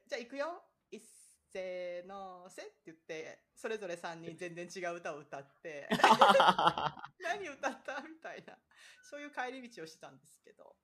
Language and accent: Japanese; near Shonan, Kanagawa, Japan; now in Florida, United States; 私の実家からすぐなんですよね。